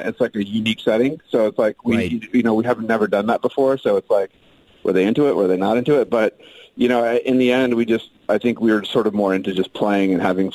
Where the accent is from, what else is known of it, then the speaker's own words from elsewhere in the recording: Phoenix, Arizona, United States; growing up in Phoenix